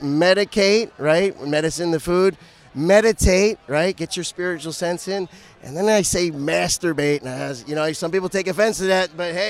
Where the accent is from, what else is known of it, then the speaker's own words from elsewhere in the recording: United States; moved away; also born or lived in Philadelphia / New Jersey / New York; I'm from Philadelphia and New Jersey, New York